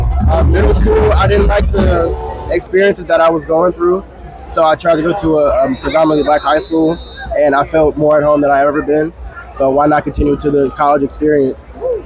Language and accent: English; Atlanta, Georgia, United States; from Atlanta, Georgia.